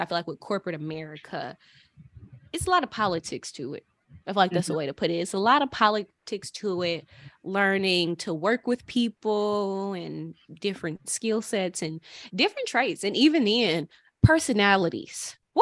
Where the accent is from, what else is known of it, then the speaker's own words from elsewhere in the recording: St. Louis, Missouri, United States; we are all from the Midwest, from St. Louis